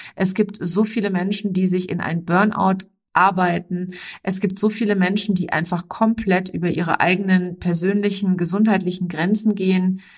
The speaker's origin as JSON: {"language": "German", "area": "near Frankfurt", "region": "Hesse", "country": "Germany", "tie": "born or raised there", "said": "ich bin in der Nähe von Frankfurt geboren"}